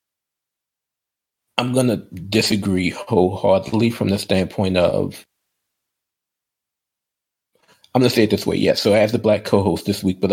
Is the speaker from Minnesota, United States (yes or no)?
no; New Orleans, Louisiana, United States; in my hometown of New Orleans